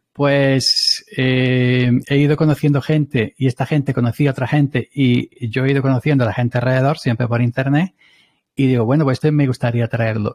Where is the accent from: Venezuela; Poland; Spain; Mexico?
Spain; Andalusia; somos andaluces los dos